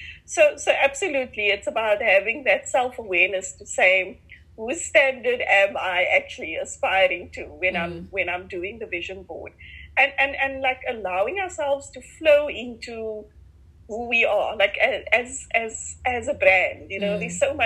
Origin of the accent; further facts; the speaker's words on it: Cape Town, Western Cape, South Africa; accent: Cape Flats; growing up in Mitchell's Plain, so Cape Flats, Cape Town